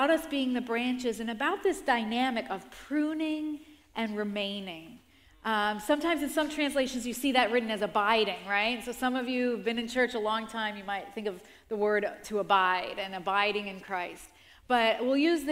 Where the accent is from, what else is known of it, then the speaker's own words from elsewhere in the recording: New York, United States; also born or lived in Rockland County, New York; I grew up in the Bronx, around a lot of concrete and around a lot of apartment buildings. And then at around 10 years old, we moved to the suburbs, to Rockland County